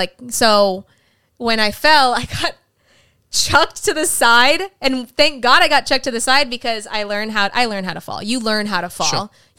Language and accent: English; Mexico; Damn, we're Mexican. We always have a trampoline.